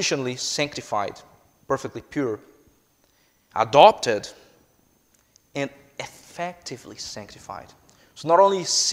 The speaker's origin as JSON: {"language": "English", "country": "Brazil", "second_language": "English", "moved": "yes", "said": "I am a Brazilian citizen, if you haven't picked up by my accent yet"}